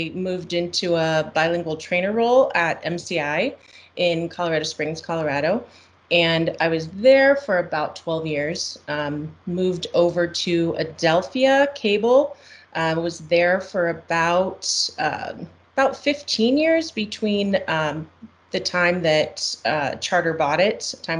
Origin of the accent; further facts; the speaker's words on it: Costa Rica; I grew up in Costa Rica in Central America, so I'm bilingual.